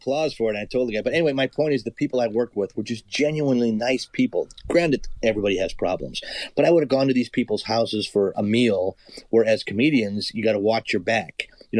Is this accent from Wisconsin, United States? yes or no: yes; Milwaukee, Wisconsin, United States; I grew up in Milwaukee.